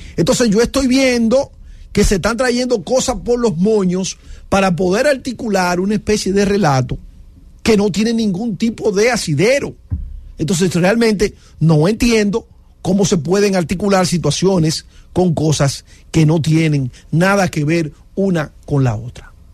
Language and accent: Spanish; Dominican Republic; en la República Dominicana no tendría sentido, porque nosotros tenemos, eh, vamos a decir, un orden